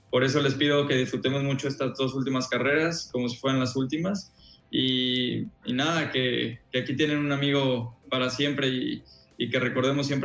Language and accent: Spanish; Mexico; pero creo que como mexicanos no, será normal hablar de Fórmula 1